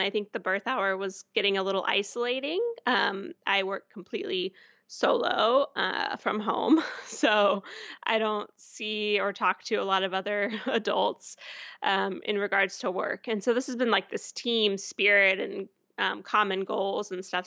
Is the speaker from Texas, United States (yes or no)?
yes; Houston, Texas, United States; also born or lived in Portland, Oregon / Fayetteville, Arkansas; now in Austin, United States; I'm from Houston, um, and never wanted to move back to Houston